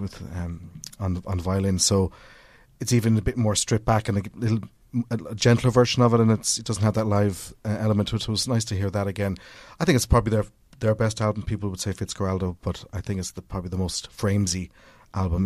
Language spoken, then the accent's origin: English; Cork, Munster, Ireland; growing up in Cork